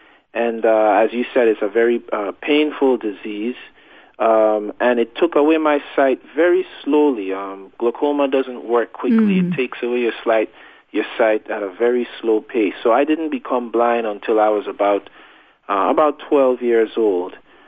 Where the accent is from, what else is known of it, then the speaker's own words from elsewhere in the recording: U.S. Virgin Islands; I grew up in the Virgin Islands. That's in the Caribbean, over in the Atlantic Ocean.